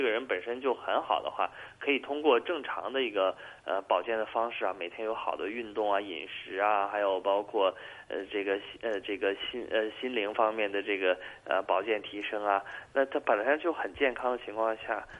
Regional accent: China; 我们中国人

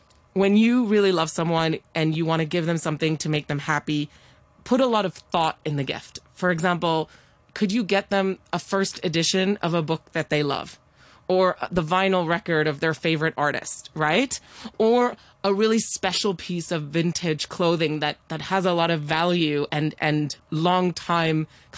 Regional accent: Hong Kong; I grew up in Hong Kong

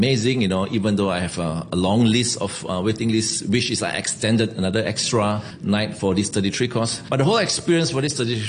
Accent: Singapore; moved away as an adult; now in Hong Kong; I'm from Singapore. Been working in Hong Kong, Le Pain restaurant for 3 years.

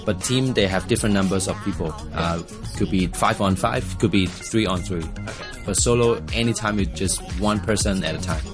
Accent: Hong Kong; I'm from Hong Kong

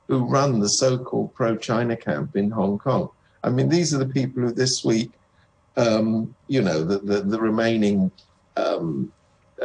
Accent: United Kingdom; I come from Britain

